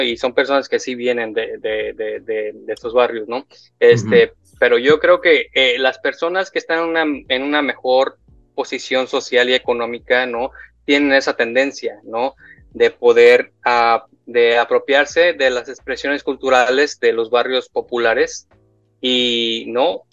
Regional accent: Guadalajara, Jalisco, Mexico; moved away; yo crecí en Guadalajara

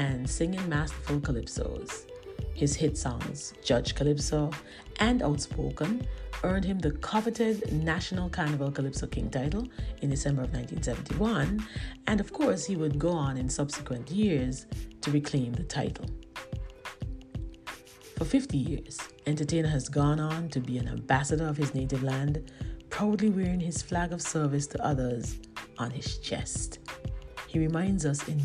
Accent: Cayon, Saint Kitts, St. Kitts & Nevis; I am also from Cayon.

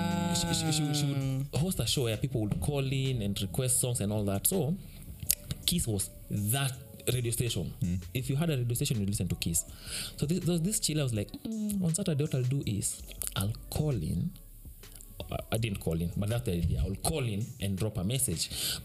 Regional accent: Kenya; I'm a Kenyan.

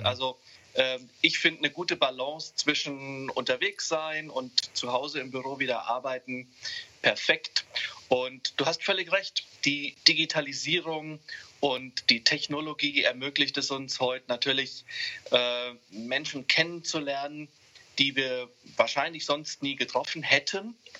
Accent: Hesse, Germany; Ich fühle mich viel, viel mehr als Europäer, denn als Hesse oder als, als, als Deutscher

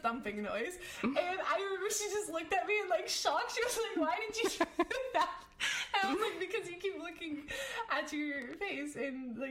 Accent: United States; I'm American

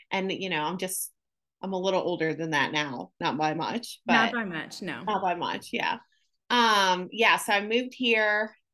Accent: Syracuse, New York, United States; moved away as an adult; now in Jacksonville, United States; I am from Syracuse, New York, born and raised there. I moved to Jacksonville, Florida in 1999.

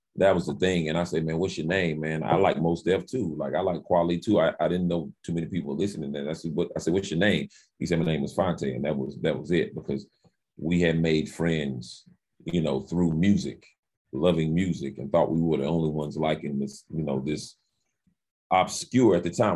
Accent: Winston-Salem, North Carolina, United States; I grew up in Winston Salem, North Carolina

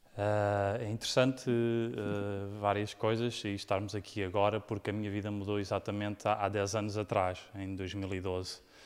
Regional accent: Portugal; moved away as an adult; also born or lived in United States; quando saí de Portugal

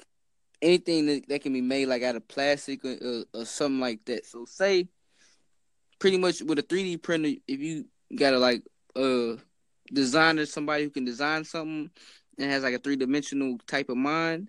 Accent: Texas, United States; also born or lived in Harlem, New York; now in New York, United States; I'm from Texas myself

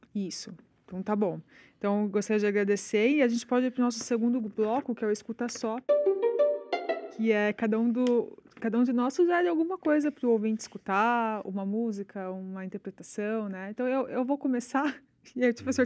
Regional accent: São Paulo, Brazil; moved away as an adult; eu sou de São Paulo, sempre morei em São Paulo, né? A vida Sim. inteira. Agora que eu moro aqui.

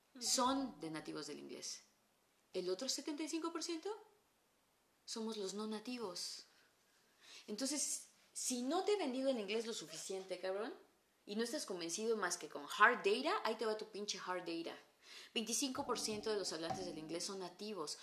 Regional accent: Mexico; accent: Mexican

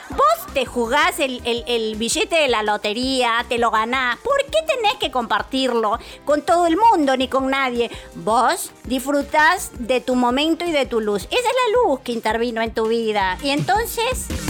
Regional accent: Venezuela; crecí en Venezuela rodeada de argentinos

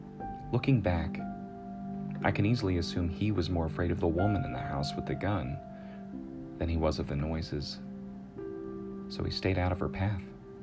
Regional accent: South Carolina, United States; also born or lived in Florida / Utah; We moved from Florida to Utah, though I knew him where I grew up in South Carolina.

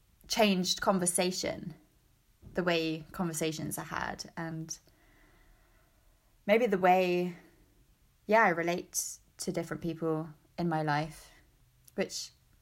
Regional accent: England, United Kingdom; now in Baltimore, United States; I am from the South Coast of England.

